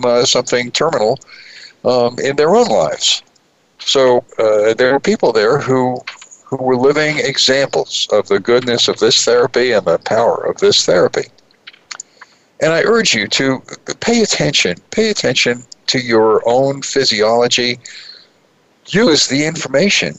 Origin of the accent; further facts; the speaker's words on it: New York City, New York, United States; moved away; New York City, my hometown